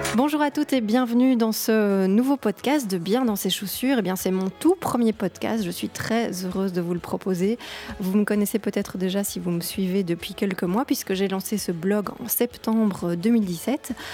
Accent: Belgium; J'ai 37 ans, je suis belge.

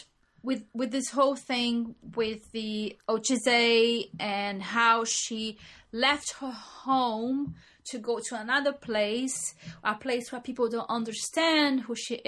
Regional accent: Brazil; moved away as an adult; now in England; we are from Brazil, and we come to England

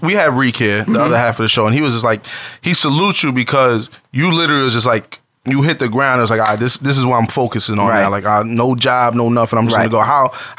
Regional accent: New York City, New York, United States; we're from the Bronx

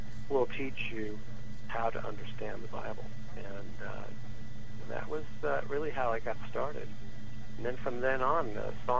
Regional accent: New York, United States; I grew up in New York mostly, most of my life, right outside New York City, and to Italian parents and Italian family

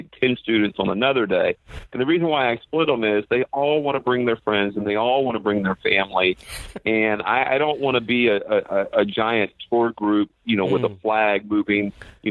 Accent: Florida, United States; now in Southern California, United States; I grew up in Florida

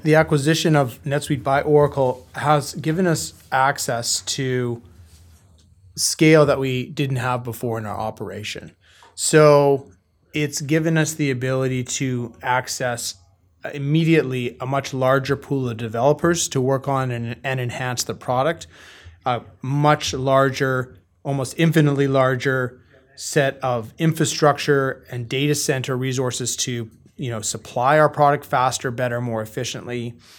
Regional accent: Vancouver, British Columbia, Canada; moved away as an adult; now in Toronto, Canada; I grew up in the West Coast of Canada, in Vancouver

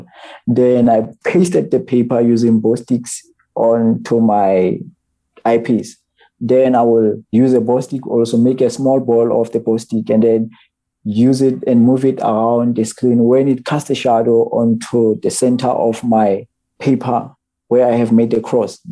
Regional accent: Botshabelo, Free State, South Africa; I'm from Botshabelo

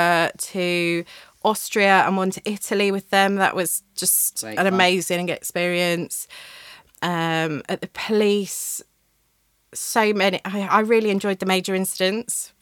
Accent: Newcastle upon Tyne, North East England, United Kingdom; saw a trainee job at the local paper back in my hometown and went for it and didn't think I'd ever get it. And 6 weeks later, I was up training at the Newcastle Chronicle and Journal

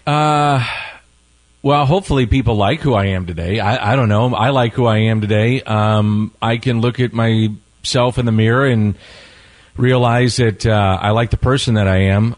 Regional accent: St. Louis, Missouri, United States; I, I, was born and raised in South St. Louis

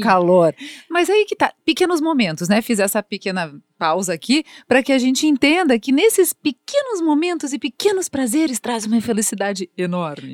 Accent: Brazil; como brasileiros

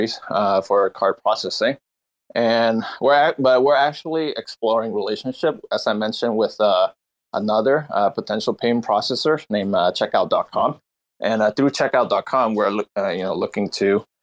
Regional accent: Vietnam; now in Seattle, United States; Vietnam, my home country

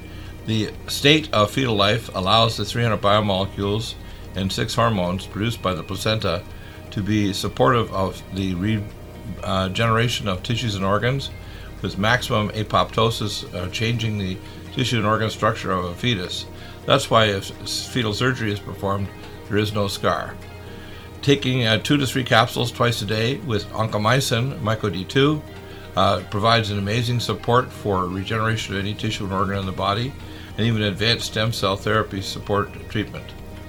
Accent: Detroit, Michigan, United States; born there; Well, you remember, I was born in Detroit.

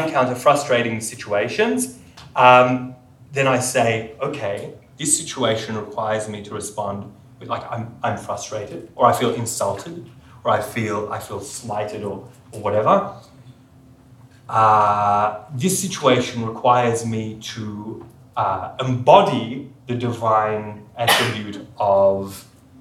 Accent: Sydney, New South Wales, Australia; I grew up in Sydney in a non-observant home

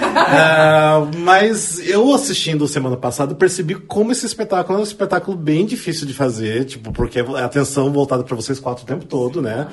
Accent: Paraná, Brazil; eu também sou do Sul, mas sou do Paraná

